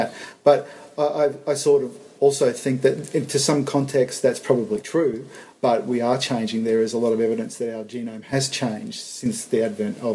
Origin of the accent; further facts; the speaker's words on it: Sunshine Coast, Gold Coast area, Queensland, Australia; We're from the Sunshine Coast, Gold Coast, Sunshine Coast area. We really wanted to come back home.